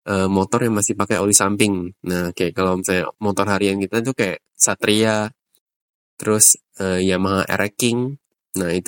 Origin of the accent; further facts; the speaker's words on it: Riau, Indonesia; moved away as an adult; now in Jakarta, Indonesia; gue berasal dari Riau, dan sekarang ini menetap di Jakarta udah kurang lebih 9 atau 10 tahun sejak gue kuliah.